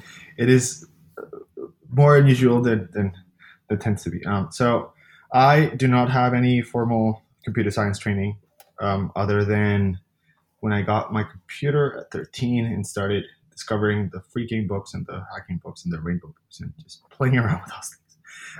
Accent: Colombia; now in New York City, United States; I live in New York City. I moved here from Colombia a while ago, about 10 years ago.

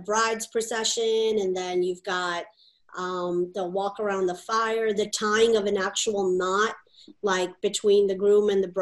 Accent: United States; I'm American, right. You know, and I grew up in America

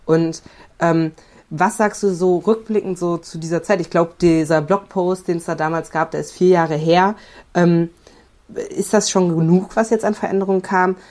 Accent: North Rhine-Westphalia, Germany; bei uns in NRW

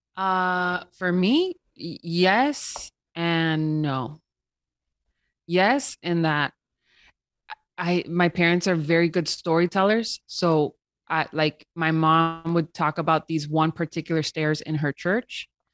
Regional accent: Miami, Florida, United States; moved away as an adult; now in New York, United States; I was born in Miami

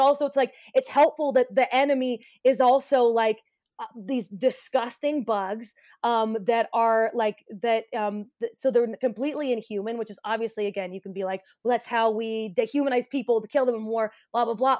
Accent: United States; growing up in America

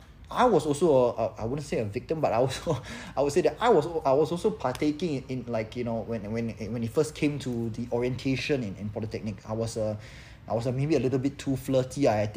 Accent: Singapore; in few places, as a Singaporean male.

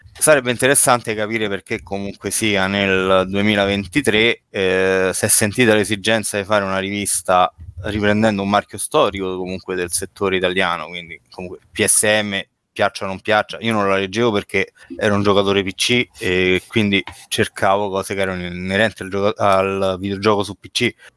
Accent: Rome, Lazio, Italy; now in Rieti, Italy; l'origine è romana, adesso non vivo più a Roma

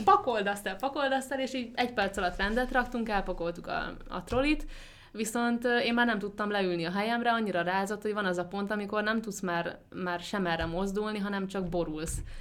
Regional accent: Hungary; now in near Budapest, Hungary; vidéken nőttem fel

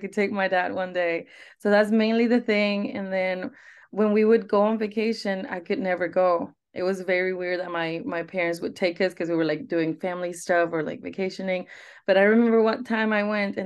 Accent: Guadalajara, Jalisco, Mexico; also born or lived in Monterrey; We always lived in Guadalajara at that point. So I moved from Monterrey to Guadalajara when I was 3

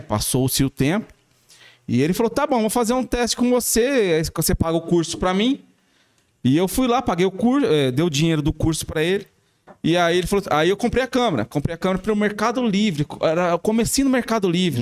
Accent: São Paulo, Brazil; moved away as an adult; also born or lived in Araraquara; now in Batatais, Brazil; Eu sou de São Paulo.

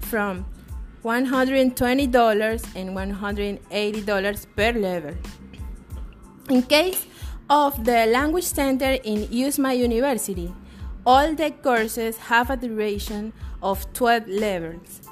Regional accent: Venezuela; English is a second language; now in Panama; I am from Venezuela.

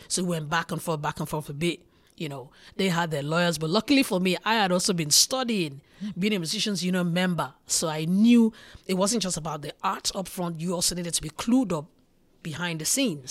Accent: Lagos, Nigeria; also born or lived in Ijebu; I'm Niger, Lagos, babe. Or if I'm gonna go deeper from Ijebu

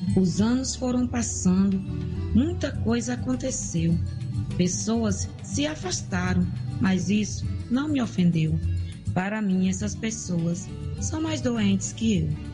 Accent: Mossoró, Rio Grande do Norte, Brazil; Sou natural de Mossoró, do Rio Grande do Norte.

